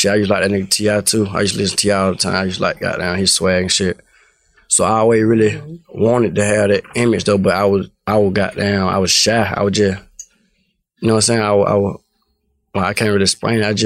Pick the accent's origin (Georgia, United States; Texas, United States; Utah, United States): Georgia, United States; Atlanta; I'm from Cleveland, from Cleveland Avenue.